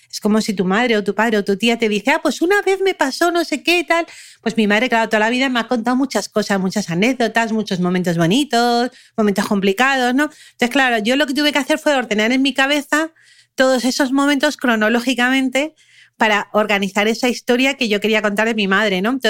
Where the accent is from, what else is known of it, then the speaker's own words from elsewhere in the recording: Germany; born there; Yo nací, en, yo nací en Alemania y nadie supo que yo había nacido, ¿no?